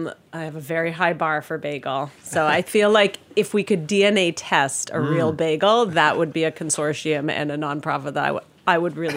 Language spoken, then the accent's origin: English; Toronto, Ontario, Canada; now in New York, United States; I'm from like bagel land. Like near my house where I grew up in Toronto, there was Bagel World and Bagel Plus, both within 3-block walks.